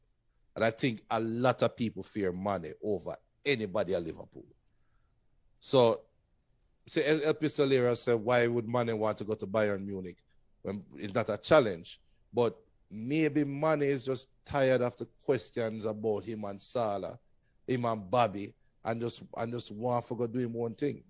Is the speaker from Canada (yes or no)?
no; Jamaica